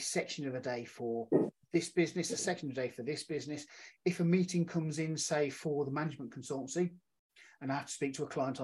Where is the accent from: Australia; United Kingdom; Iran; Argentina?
United Kingdom; Birmingham, West Midlands; now in Whitchurch, United Kingdom; I'm from the UK. I'm originally from Birmingham, but now living in a small town in Whitchurch called Shropshire called Whitchurch